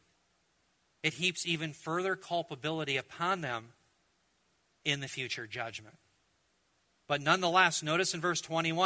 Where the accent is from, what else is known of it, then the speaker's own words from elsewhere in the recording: United States; as an American, as a believer